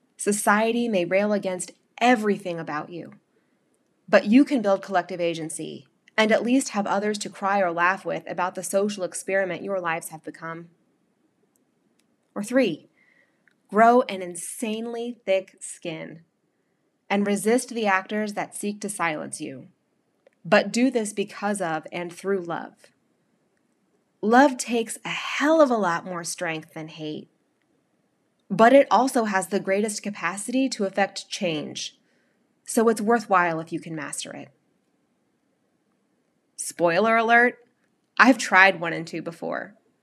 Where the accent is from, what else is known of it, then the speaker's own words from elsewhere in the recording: the South, United States; now in Long Island, United States; it can be hard to live as a Southerner in the elite club of generations long Long Islanders. I miss the voices of the South, the foods, the sounds, the smells, the entire way of life